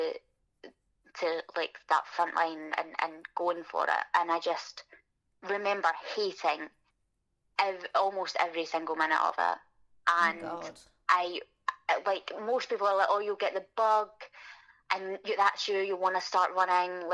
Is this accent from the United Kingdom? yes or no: yes; Glasgow, Scotland, United Kingdom; born or raised there